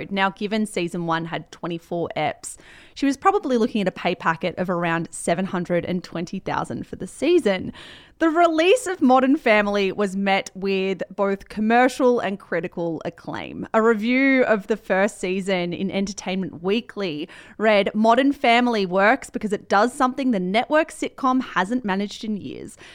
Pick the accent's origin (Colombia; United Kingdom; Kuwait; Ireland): Colombia; I created Gloria as a mixture of my mum and my aunt and the women that I grew up with in Colombia.